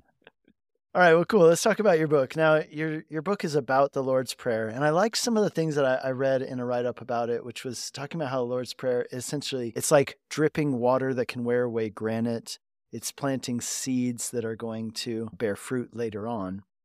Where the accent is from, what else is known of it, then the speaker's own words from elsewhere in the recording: Colorado, United States; moved away as an adult; also born or lived in Hungary; I grew up in Colorado